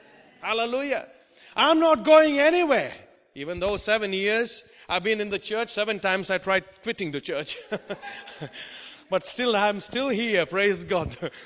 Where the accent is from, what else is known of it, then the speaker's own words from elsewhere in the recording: India; also born or lived in Oman; Because I come from India, I know all about it.